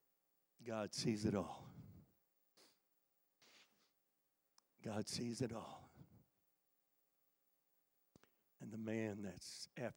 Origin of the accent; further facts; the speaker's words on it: Connecticut, United States; My youth leader, when I was growing up in Connecticut, his name was Dave Catania